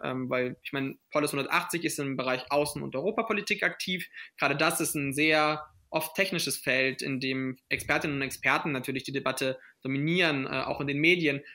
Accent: Swabia, Germany; also born or lived in Paris, France / Berlin, Germany; Natürlich komme ich auch aus Deutschland und komme ich auch aus Schwaben

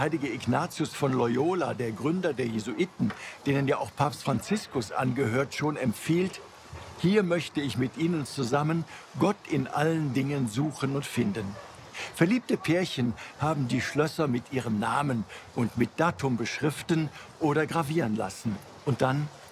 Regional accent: Cologne, North Rhine-Westphalia, Germany; Ich bin ja in Mülheim auf der Schelsig aufgewachsen

